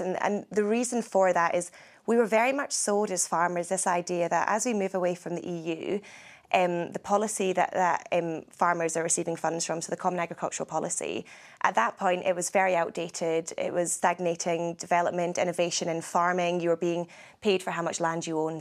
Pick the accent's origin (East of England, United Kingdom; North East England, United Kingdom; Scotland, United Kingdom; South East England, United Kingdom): Scotland, United Kingdom; I am from Scotland